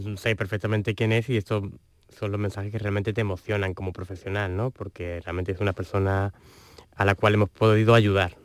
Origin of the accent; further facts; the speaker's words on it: Andalusia, Spain; en Andalucía somos unos privilegiados